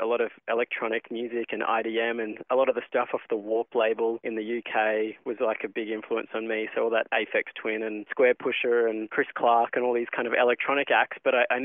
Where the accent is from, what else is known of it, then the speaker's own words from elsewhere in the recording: Cairns, Queensland, Australia; also born or lived in Brisbane; I moved from Cairns, where I grew up, to Brisbane to study